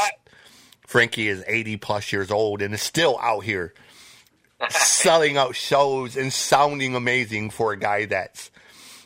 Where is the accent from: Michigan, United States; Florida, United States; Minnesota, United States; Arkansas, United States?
Michigan, United States; being from Michigan